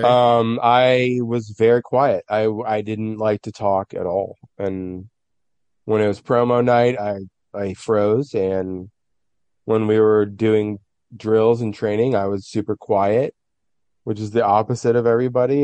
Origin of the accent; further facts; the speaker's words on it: San Francisco, California, United States; I'm from San Francisco. I've lived my whole life in the city